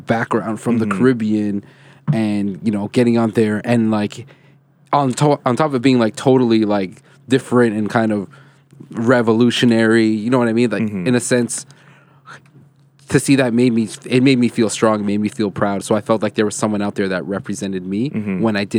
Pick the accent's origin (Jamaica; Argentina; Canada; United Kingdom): Canada; That's the trip, being a Canadian, not living. I always tell people, like, I've lived outside of Toronto.